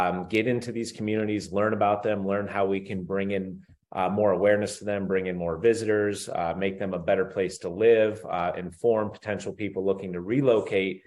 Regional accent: Northeast Ohio, United States; I grew up in Northeast Ohio

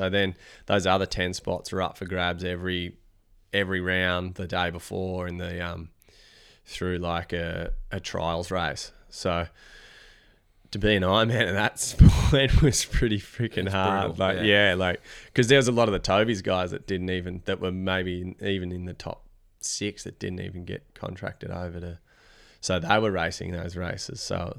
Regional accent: Victoria, Australia; I'm from Victoria

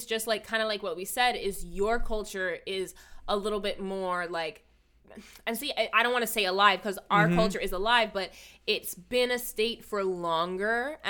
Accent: Hawaii, United States; I was born, raised, mm-hmm. alive in Hawaii, it's been 50 years, roughly

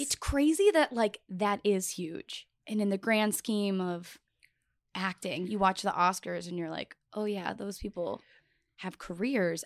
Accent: Buffalo, New York, United States; moved away; also born or lived in Arizona / Miami; I'm from Buffalo, New York

